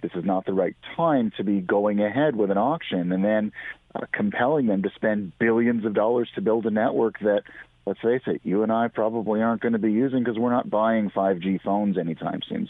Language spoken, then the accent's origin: English; Canada; as a Canadian